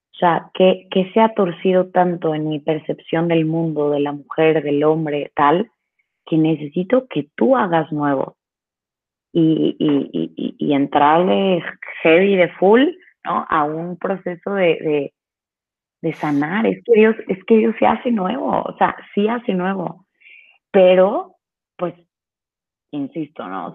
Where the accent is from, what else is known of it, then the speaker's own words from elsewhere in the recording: Veracruz, Mexico; Yo soy de Veracruz